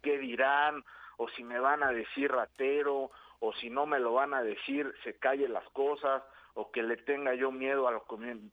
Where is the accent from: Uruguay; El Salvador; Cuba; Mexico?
Mexico; Yautepec, Morelos; en mi pueblo también, en Yautepec